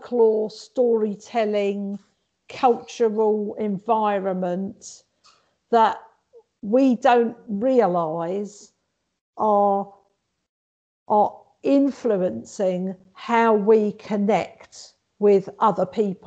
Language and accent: English; London, United Kingdom; I'm actually was born and brought up in London, but both my parents are Maltese, and I identify as being Maltese.